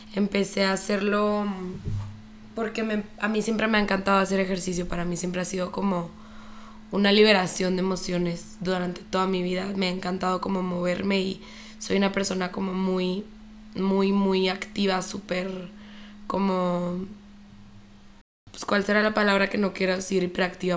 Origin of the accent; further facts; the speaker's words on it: Chihuahua, Mexico; moved away as an adult; also born or lived in Mexico City; soy de Chihuahua, viví aquí toda mi vida, pero después me fui a vivir a la Ciudad de México